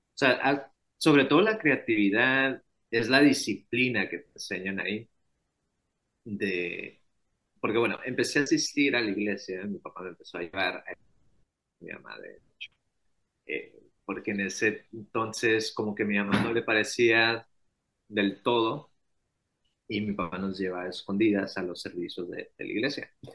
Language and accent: Spanish; Hermosillo, Sonora, Mexico; yo tengo 29 años y soy de Hermosillo, Sonora